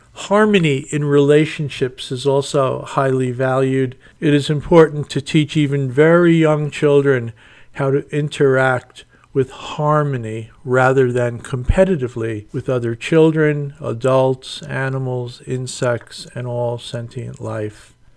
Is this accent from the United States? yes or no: yes; United States